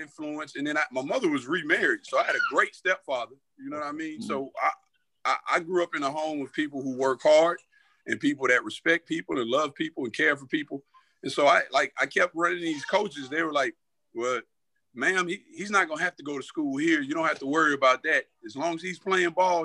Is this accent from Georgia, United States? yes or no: yes; Atlanta, Georgia, United States; we grew up in Atlanta on the South Side